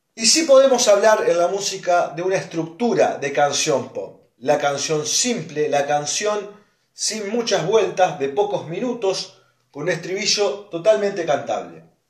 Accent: Argentina; soy más argentino que dulce de leche

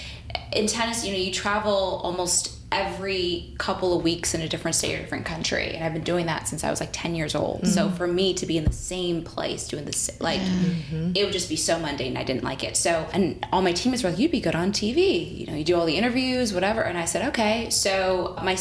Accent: Chicago, Illinois, United States; also born or lived in Atlanta, Georgia; now in Indianapolis, United States; I am originally from Chicago

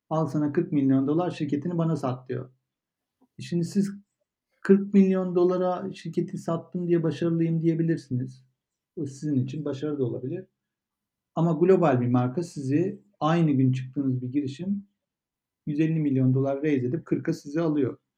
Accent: Turkey; Türkiye'de büyüdük ama orada, orada büyümedik.

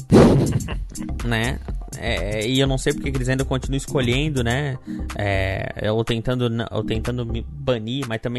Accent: Brazil; porque a gente é brasileiro, mas a gente tem que falar a verdade, cara.

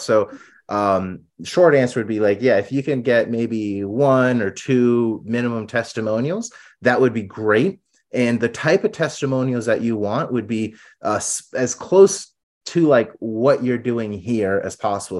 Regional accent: Florida, United States; now in Arizona, United States; I'm from Florida originally, I live in Arizona

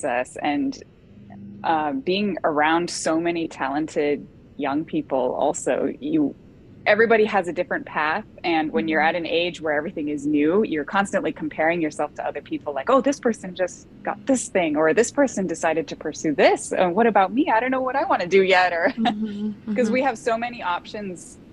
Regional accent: Bay Area, California, United States; now in Cincinnati, United States; I grew up in the Bay Area in California

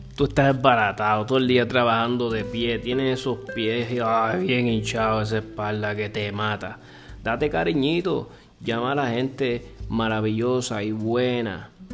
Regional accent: Cuba; yo soy cubana

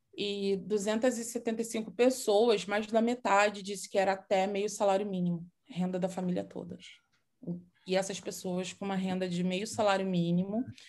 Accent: Nova Iguaçu, Rio de Janeiro, Brazil; uma escola de dança lá de Miguel Couto, que é da minha terra natal, na verdade, né, Nova Iguaçu

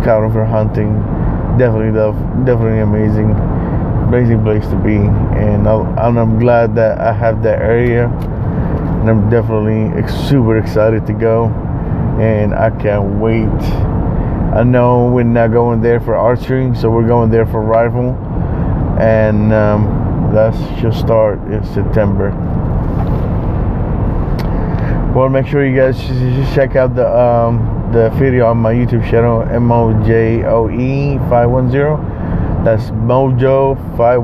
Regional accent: Bay Area, California, United States; we're from the Bay Area

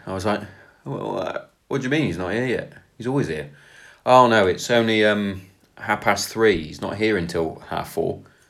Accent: Kent, South East England, United Kingdom; I'm from Kent

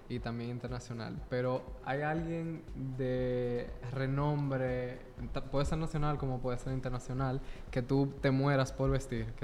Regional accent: Dominican Republic; en nuestro país

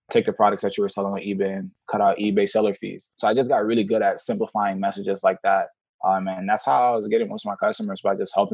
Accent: Atlanta, Georgia, United States; also born or lived in Senegal; I grew up in Senegal, West Africa. Oh wow! I, moved, I moved to America when I was about five years old. I moved straight to Atlanta with my two older brothers and two older sisters, youngest in my family.

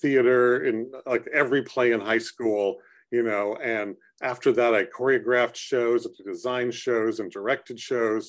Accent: San Jose, California, United States; I grew up in San Jose and we didn't have a lot of money

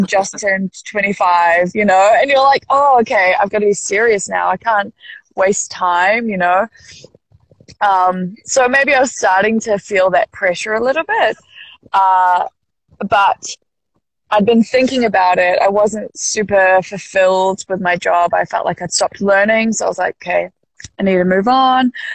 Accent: Auckland, New Zealand; I grew up in in West Auckland, which is the kind of like top, uh, like mid, uh, maybe just higher than mid part of the North Island.

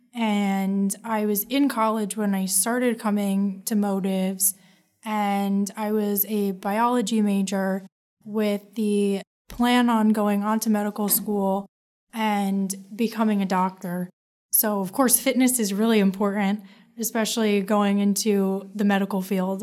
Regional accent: Marlboro, New Jersey, United States; I am from Marlborough, New Jersey

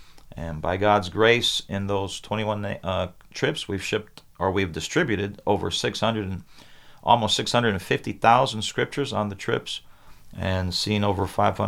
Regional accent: Brazil; now in United States; I was 2 years old when my parents went to Brazil as missionaries. So I grew up in Brazil.

